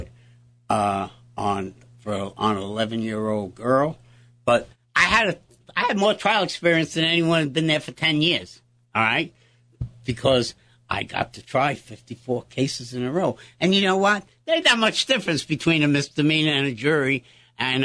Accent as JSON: {"language": "English", "town": "New York City", "region": "New York", "country": "United States", "tie": "born or raised there", "said": "I was born in St. Clair's Hospital on 52nd Street"}